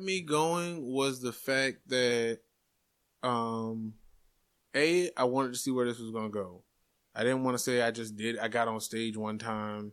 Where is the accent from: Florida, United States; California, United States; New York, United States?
Florida, United States; Jacksonville; I am from Jacksonville, born and raised